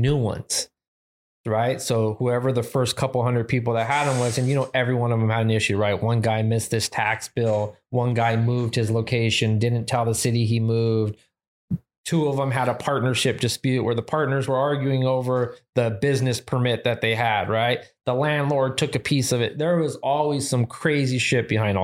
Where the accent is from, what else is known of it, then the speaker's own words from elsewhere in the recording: Whittier, California, United States; born and raised in Whittier